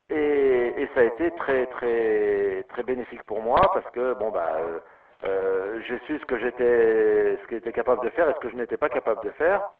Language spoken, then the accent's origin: French; Lyon, Auvergne-Rhône-Alpes, France; born there; Euh, alors moi je suis né euh